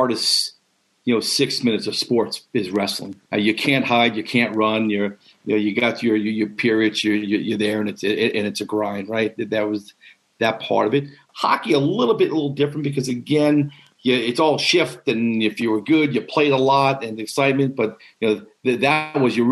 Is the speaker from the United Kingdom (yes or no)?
no; Long Island, New York, United States; where I grew up on Long Island